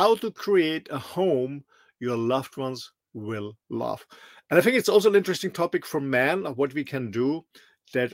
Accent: Austria; moved away; I'm originally from Austria, a small little country in the middle of Europe.

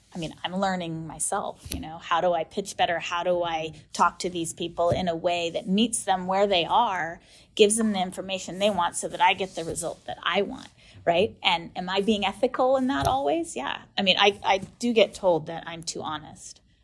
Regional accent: United States; I'm American

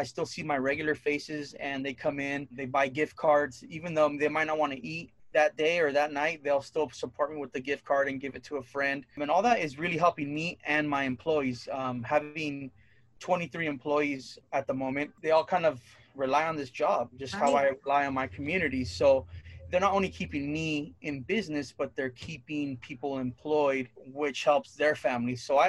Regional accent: Santa Barbara, California, United States; It used to be an arcade spot behind 7-Eleven out in Goleta by Dos Pueblos High School.

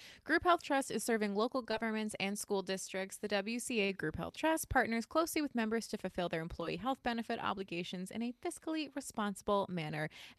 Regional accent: Wisconsin, United States; now in Austin, United States; I grew up in Wisconsin and recently moved back to Spamtown, USA, aka Austin, Minnesota.

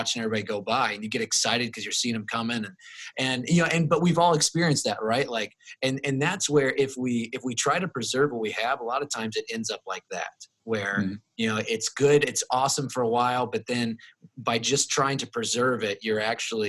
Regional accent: Plymouth, Indiana, United States; moved away; my hometown of Plymouth, Indiana

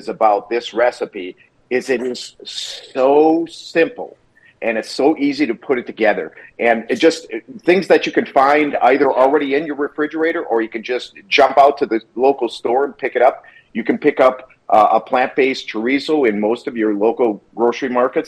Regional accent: Wisconsin, United States; now in California, United States; I grew up in Wisconsin, live in California

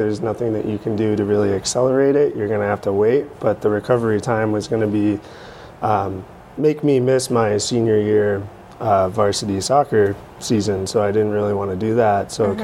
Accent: Shirley, Massachusetts, United States; I grew up in Shirley, and I've lived there, with the exception of going off to school, I've lived there my entire life

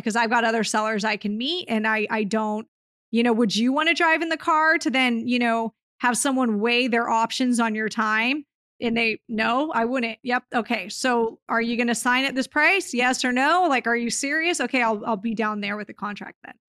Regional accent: Southern California, United States; into my hometown because I haven't bought and property here in Southern California in a few years

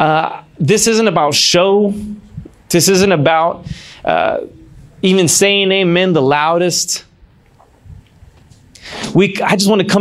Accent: San Antonio, Texas, United States; now in Los Angeles, United States; I grew up in San Antonio, Texas

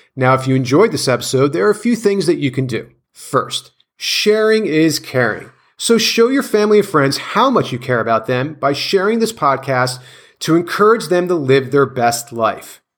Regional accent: Clark, New Jersey, United States; I grew up in Clark, New Jersey, which is like the neighboring town

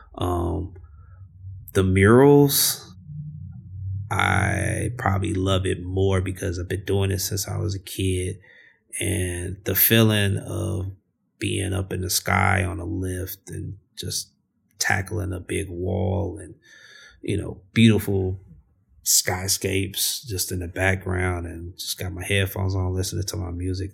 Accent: Chicago, Illinois, United States; growing up in Chicago

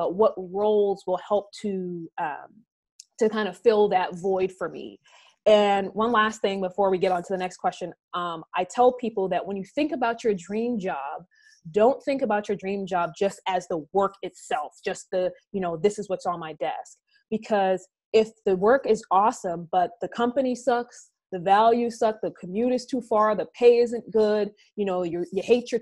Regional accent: New York City, New York, United States; I grew up in Brownsville, Brooklyn

